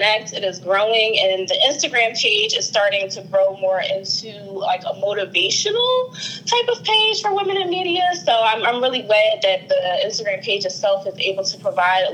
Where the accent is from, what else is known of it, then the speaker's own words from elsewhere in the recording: Philadelphia, Pennsylvania, United States; I'm from the Philadelphia area, the uptown area of Philadelphia to be specific.